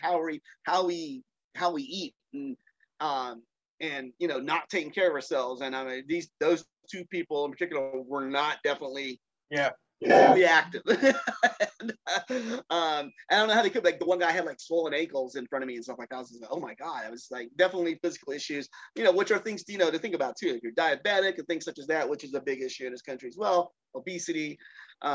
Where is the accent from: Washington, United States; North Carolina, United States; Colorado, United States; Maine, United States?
North Carolina, United States; I grew up in North Carolina in the 70s and 80s.